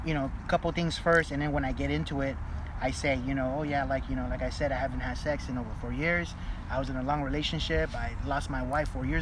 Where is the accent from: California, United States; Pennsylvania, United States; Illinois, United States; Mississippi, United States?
California, United States; Los Angeles; also born or lived in Montebello, California; I grew up in East Los Angeles. I went to Belvedere Junior High right here down the street. When I graduated Belvedere ninth grade, that's when we moved to Montebello